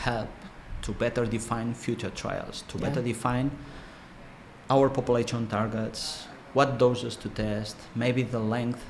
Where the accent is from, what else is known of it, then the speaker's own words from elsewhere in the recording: Barcelona, Catalonia, Spain; also born or lived in United Kingdom; I'm from Barcelona.